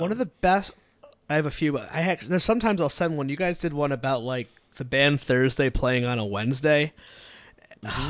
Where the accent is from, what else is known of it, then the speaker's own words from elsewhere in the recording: Connecticut, United States; moved away as an adult; now in Rhode Island, United States; I'm from Connecticut. I grew up. I live in mm-hmm. Rhode Island, but like I grew up in the scene.